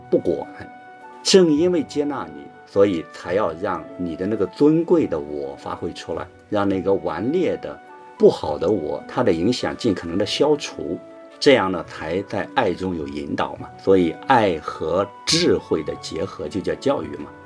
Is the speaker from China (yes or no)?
yes; China; 我们中国人常说“养儿养老”